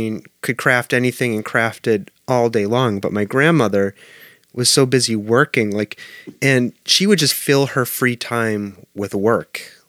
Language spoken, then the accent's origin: English; Massachusetts, United States; I grew up in Massachusetts